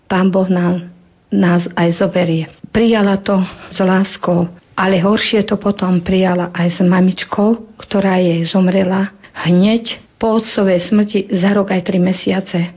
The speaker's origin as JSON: {"language": "Slovak", "town": "Hvoznica", "region": "Trenčín Region", "country": "Slovakia", "moved": "yes", "lives_now": "Hatné, Slovakia", "said": "pochádzam z Voznice a bývam v dedinke v Hatnom. Pochádzam z deviatich súrodencov"}